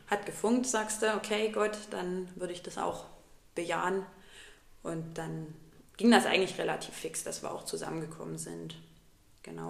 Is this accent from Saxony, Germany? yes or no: yes; Plauen, Saxony, Germany; moved away as an adult; now in Dresden, Germany; Ursprünglich komme ich aus Plauen im Vogtland.